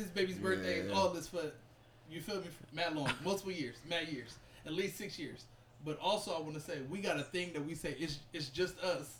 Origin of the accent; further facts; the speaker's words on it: Compton, California, United States; I'm from Compton.